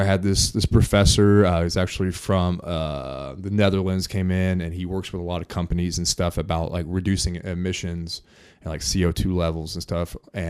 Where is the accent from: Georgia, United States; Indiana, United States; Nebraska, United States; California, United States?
Indiana, United States; Morristown; I was born and raised here in Indiana, small town, Morristown, Indiana, 1,000 people, grew up on a farm